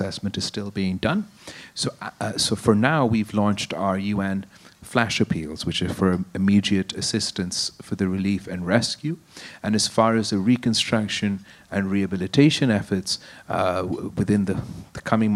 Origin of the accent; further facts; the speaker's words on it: Qambar Shahdadkot, Sindh, Pakistan; In my hometown of Sindh, in Kambarshu Dhatkot